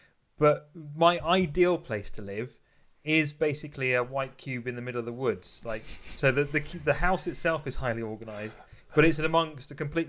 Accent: Northampton, East Midlands, United Kingdom; I grew up in Northampton, so I was pretty close to Milton Keynes

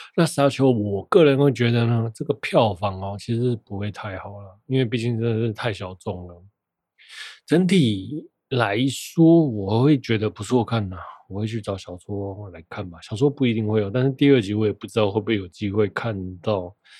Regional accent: Taiwan; 我是台湾人

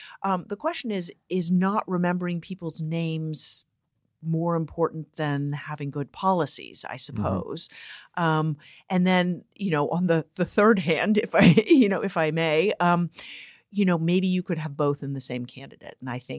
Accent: San Francisco, California, United States; I am from San Francisco.

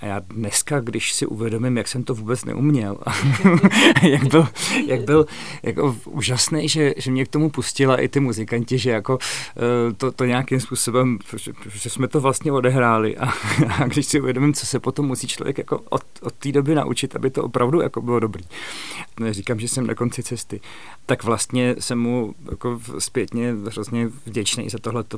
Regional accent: Hrdějovice, South Bohemian Region, Czechia; also born or lived in Nymburk; now in Prague, Czech Republic; protože jsem se narodil v Nymburce, protože maminka je ze středních Čech, ale tatínek odsud. Takže vlastně od dvou let jsem, eh, jsem už žil, musím říct, v hrdějících

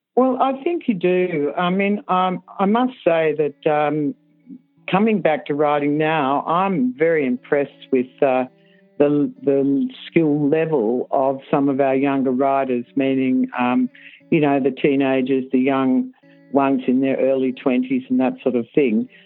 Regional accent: Sydney, New South Wales, Australia; I grew up in Sydney

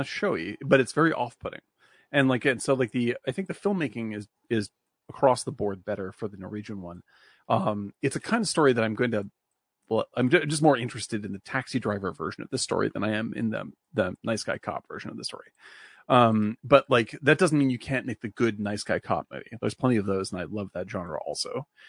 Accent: Louisiana, United States; Also, I'm from Louisiana.

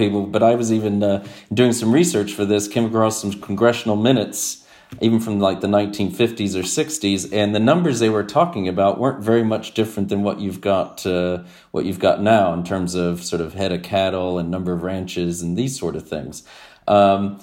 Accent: Texas, United States; born and raised in Texas

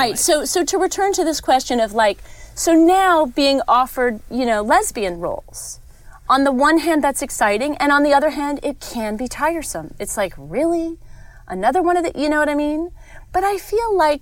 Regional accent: New York City, New York, United States; I grew up in New York City

